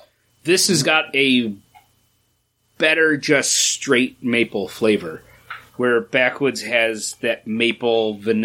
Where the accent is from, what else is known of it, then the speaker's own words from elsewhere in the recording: Boston Hills, New York, United States; I grew up in the Boston Hills of New York